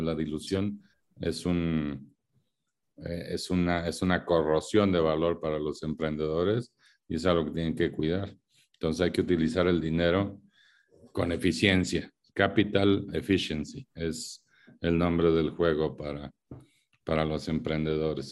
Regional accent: Mexico; los mexicanos

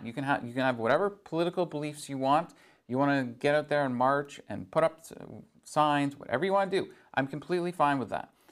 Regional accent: Barrie, Ontario, Canada; now in Sault Ste. Marie, Canada; I grew up just outside of Barrie

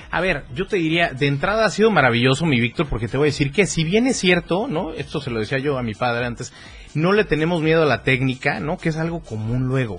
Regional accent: Tuxtla Gutiérrez, Chiapas, Mexico; nacido en Tuxla Gutiérrez

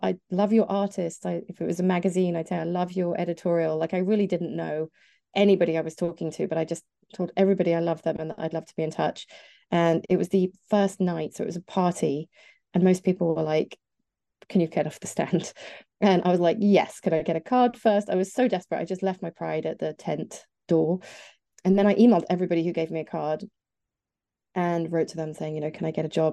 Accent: near Nottingham, East Midlands, United Kingdom; I grew up here in the sort of, uh, near, near Nottingham.

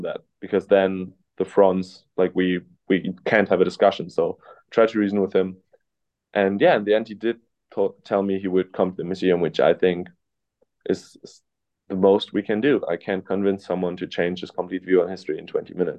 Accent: Cologne, North Rhine-Westphalia, Germany; English is a second language; moved away as an adult; now in Illinois, United States; I'm from Germany

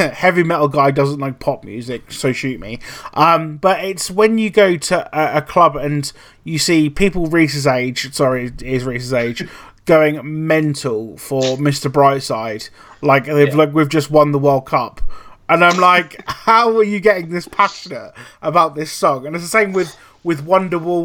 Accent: Norwich, East of England, United Kingdom; I'm from Norwich

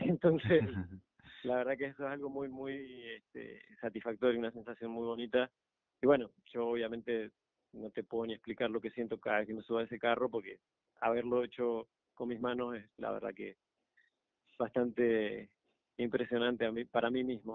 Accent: Argentina; now in Panama; Yo soy de Argentina

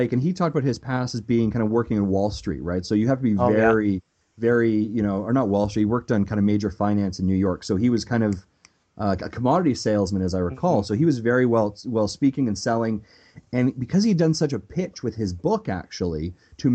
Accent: Canada; as a Canadian, especially growing up watching EP Daily

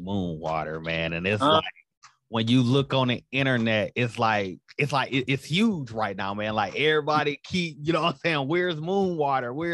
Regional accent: Flint, Michigan, United States; Born and raised in Flint

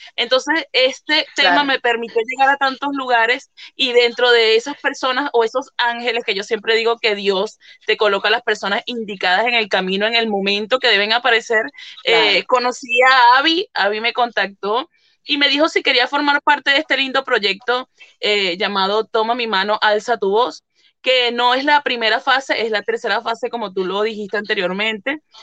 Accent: Venezuela; moved away as an adult; now in Italy; soy venezolana, pero estoy desde hace seis años aproximadamente viviendo aquí en Italia

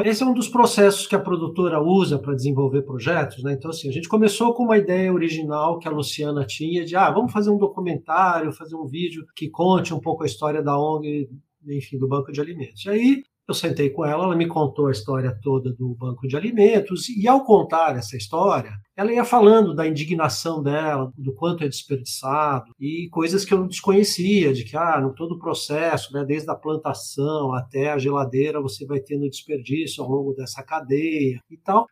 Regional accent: Rio de Janeiro, Brazil; eu sou do Rio de Janeiro

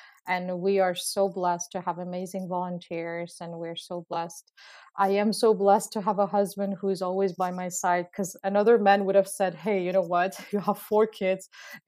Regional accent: Uzbekistan; English is a second language; now in Canada; I come from Uzbekistan. For many of you who don't know Uzbekistan, because I was surprised actually that a lot of people don't know Uzbekistan

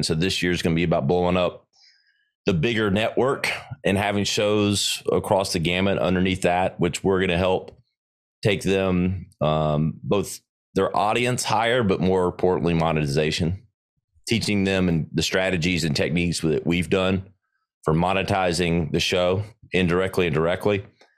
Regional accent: the South, United States; I grew up in the South, a little BLT sandwich with some Dukes on it.

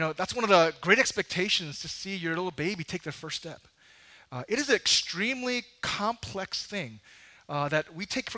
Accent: New York, United States; as a New Yorker

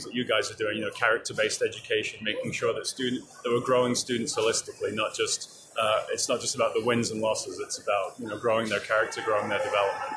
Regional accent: England, United Kingdom; now in Belgrade, Serbia; I'm originally from England, but I live in Belgrade, Serbia.

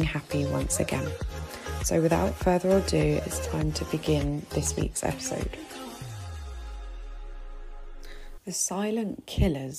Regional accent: United Kingdom; now in Egypt; as a British woman living here in Egypt

